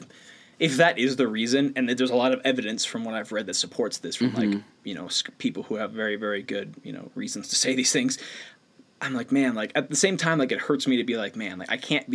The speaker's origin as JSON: {"language": "English", "region": "Missouri", "country": "United States", "said": "I'm from Missouri."}